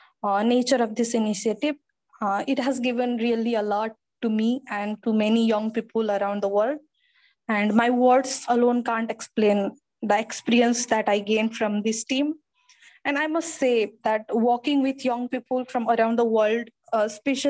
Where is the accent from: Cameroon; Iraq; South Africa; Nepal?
Nepal; from Nepal